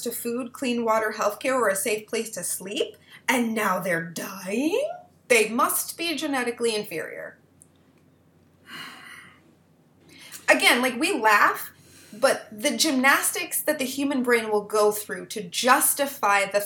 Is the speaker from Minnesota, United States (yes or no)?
yes; Twin Cities area of Minnesota, United States; I was raised in the Twin Cities area of Minnesota